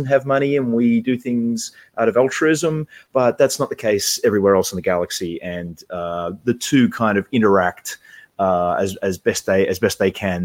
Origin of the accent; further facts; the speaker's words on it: Australia; being Australian